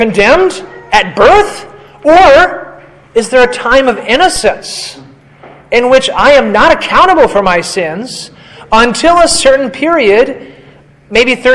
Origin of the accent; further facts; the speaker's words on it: United States; I'm an American